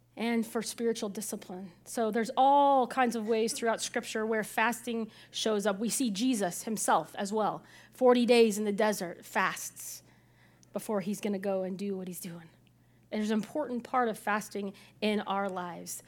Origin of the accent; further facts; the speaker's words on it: Illinois, United States; the pastor I, I grew up with in Illinois